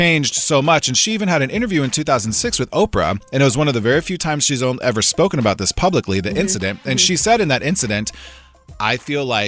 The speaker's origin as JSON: {"language": "English", "region": "Nebraska", "country": "United States", "tie": "born or raised there", "said": "I grew up in Nebraska"}